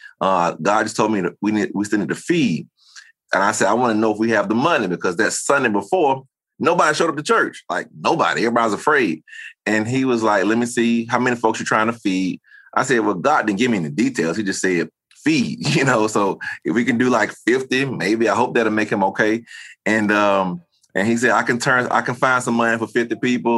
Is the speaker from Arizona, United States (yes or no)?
no; Tuskegee, Alabama, United States; born or raised there; accent: Southern; moved away; also born or lived in Tulsa, Oklahoma